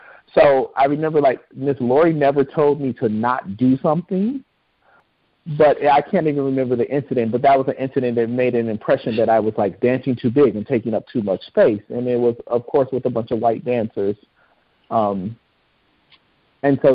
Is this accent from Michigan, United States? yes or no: yes; Inkster, Michigan, United States; also born or lived in Detroit, Michigan; now in Seattle, United States; I grew up in Inkster, Michigan